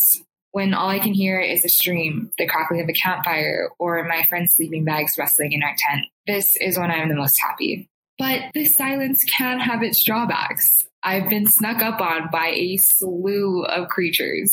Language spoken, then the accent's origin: English; Hawaii, United States; moved away; I'm originally from Hawaii